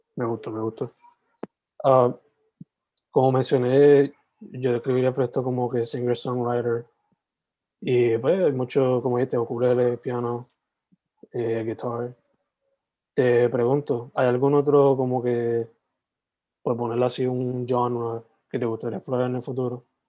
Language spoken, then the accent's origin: Spanish; Sabana Grande, Puerto Rico; moved away; yo soy original de Sabana Grande, like, criado